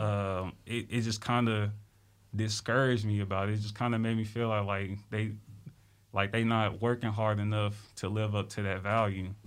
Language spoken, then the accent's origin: English; Little Rock, Arkansas, United States; I'm from Little Rock, Arkansas.